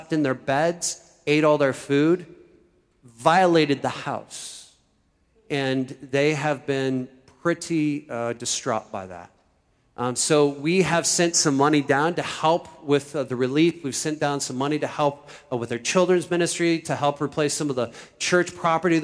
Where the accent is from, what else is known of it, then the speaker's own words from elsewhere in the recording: Iowa, United States; now in Philadelphia, United States; I am from Iowa.